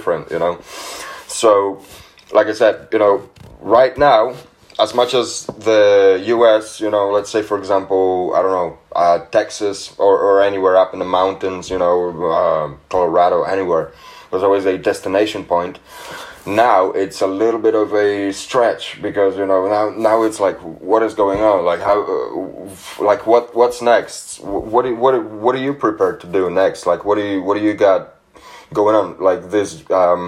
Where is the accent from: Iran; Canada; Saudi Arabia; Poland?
Poland; now in England, United Kingdom; I'm from Poland originally. I've been living in England for about 10 years now.